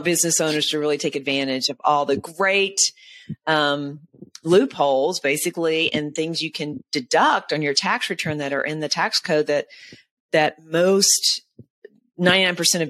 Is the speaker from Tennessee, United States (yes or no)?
yes; Nashville, Tennessee, United States; it was in Nashville, Tennessee, if you can't tell by my accent